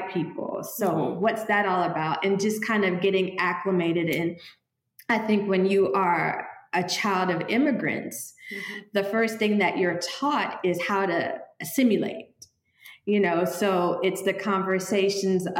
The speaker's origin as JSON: {"language": "English", "town": "Houston", "region": "Texas", "country": "United States", "tie": "born or raised there", "also_born_or_lived": "St. Croix / Oklahoma / Castro Valley, California / Cincinnati, Ohio", "moved": "as an adult", "lives_now": "Panama", "said": "I grew up in Houston, Texas"}